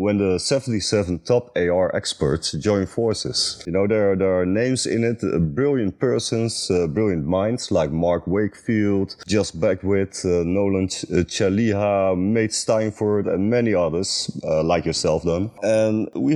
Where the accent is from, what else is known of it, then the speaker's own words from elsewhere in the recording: Netherlands; I'm creative director from the Netherlands